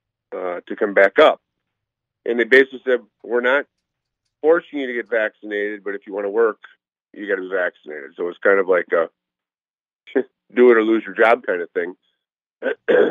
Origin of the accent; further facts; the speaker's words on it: Slinger, Wisconsin, United States; now in Phoenix, United States; I am originally from Slinger